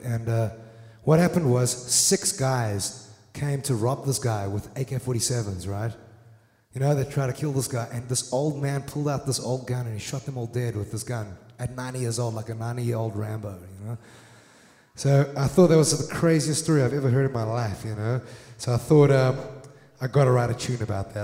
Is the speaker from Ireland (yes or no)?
no; South Africa; now in Netherlands; back in South Africa